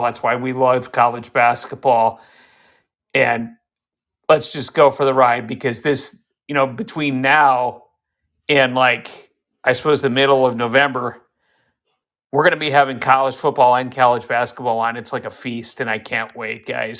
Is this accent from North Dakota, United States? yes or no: yes; Fargo, North Dakota, United States; I am from Fargo